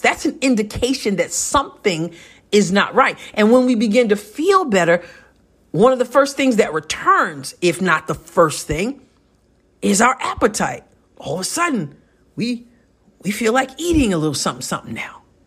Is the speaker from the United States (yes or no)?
yes; New York, United States; moved away as an adult; now in Southeast Missouri, United States; I'm a New Yorker, born and raised.